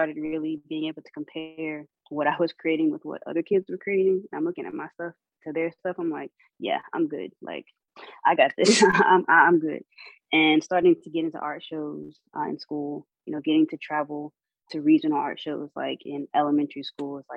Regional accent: North Carolina, United States; also born or lived in Savannah, Georgia; now in Atlanta, United States; growing up on North Carolina barbecue

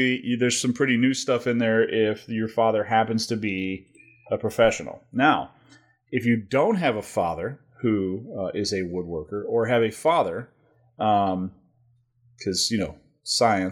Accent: United States; I'm American

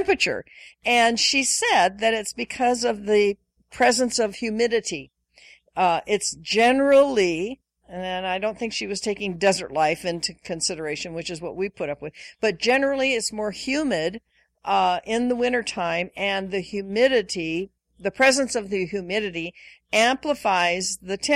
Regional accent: Washington, United States; moved away; I grew up in Washington State, various parts of Washington State, where, for the most part, there were four distinct seasons

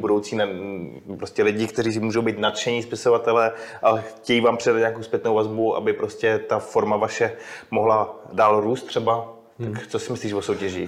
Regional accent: Czechia; jsme se narodili v České republice

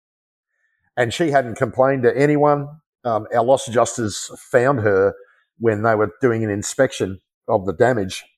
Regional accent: Australia; my pride in being an Australian

